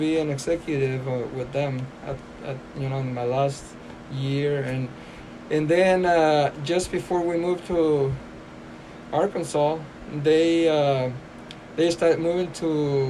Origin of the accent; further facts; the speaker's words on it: Topia, Durango, Mexico; I was born in Mexico, in Topia, Durango, Mexico.